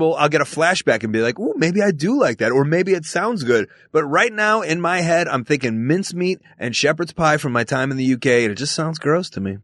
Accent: Chicago, Illinois, United States; I grew up in Chicago, Illinois, to a Jewish family in the suburbs of Chicago.

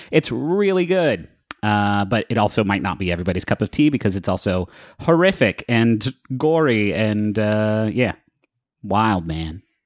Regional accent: Huntington, Appalachia, United States; moved away; I'm from Appalachia

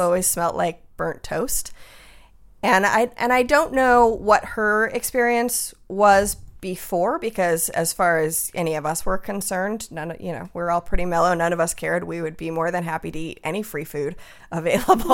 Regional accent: Tucson, Arizona, United States; moved away; also born or lived in Los Angeles / Seattle; being from Tucson, my whole family is sort of Spanglish speaking.

